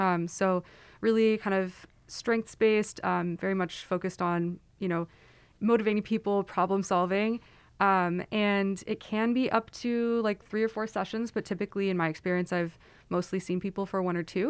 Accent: Silicon Valley, California, United States; moved away; I am from Silicon Valley

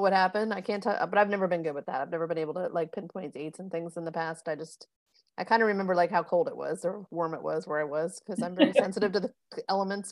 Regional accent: South Florida, United States; moved away; I grew up in South Florida

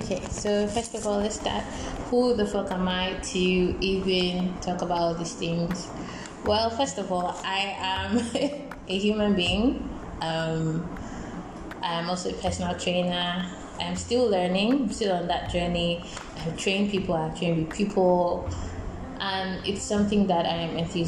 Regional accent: Lagos, Nigeria; moved away as an adult; also born or lived in Accra, Ghana; I moved to Accra for for school in 2013 from Lagos

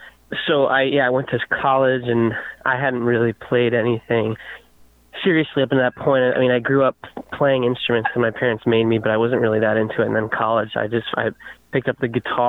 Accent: Connecticut, United States; moved away as an adult; also born or lived in Poughkeepsie, New York / New York City; now in Chico, United States; where I grew up in Connecticut

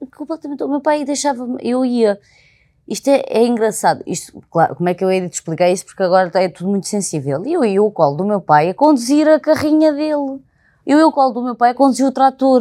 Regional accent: Alentejo, Portugal; accent: Alentejano; now in Lisbon, Portugal; quando sou genuína e falo muito alentejano

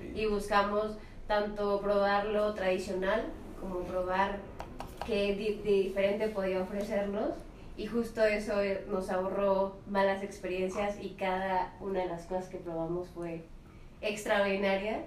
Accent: Mexico City, Mexico; yo soy aquí de la Ciudad de México, capitalina 100%

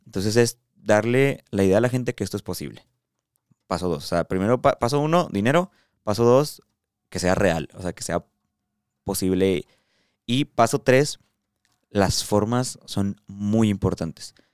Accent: Mexico; aquí en México, en mi realidad, en mi país, en mi cultura

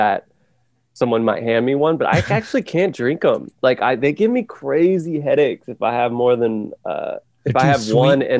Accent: Calistoga, California, United States; my hometown

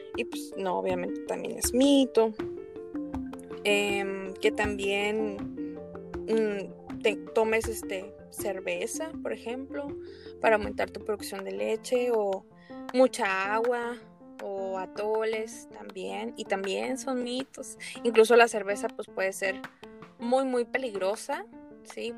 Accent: Torreón, Coahuila, Mexico; now in Hermosillo, Mexico; yo soy originaria de Torreón Coahuila

